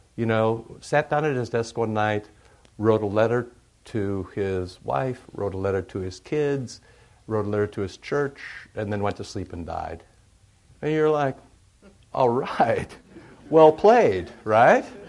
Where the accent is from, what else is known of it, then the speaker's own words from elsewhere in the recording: Iowa, United States; moved away as an adult; also born or lived in St. Louis; how impoverished I am growing up in Iowa